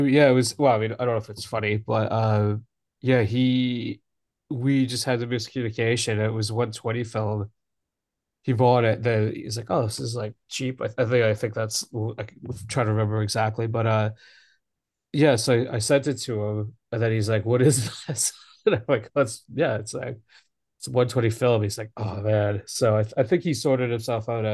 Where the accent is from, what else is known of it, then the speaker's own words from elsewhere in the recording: Alberta, Canada; now in London, United Kingdom; I've been in London for two. Actually, no, I'm from Alberta.